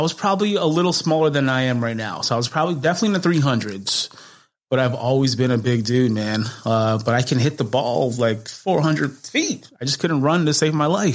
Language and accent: English; Chicago, Illinois, United States; North side of Chicago, right across the street from Wrigley Field.